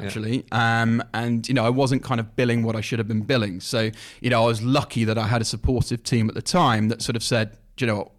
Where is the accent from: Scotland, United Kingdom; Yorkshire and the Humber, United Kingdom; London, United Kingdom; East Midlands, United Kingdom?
East Midlands, United Kingdom; Leicestershire; I'm from Leicester Shire originally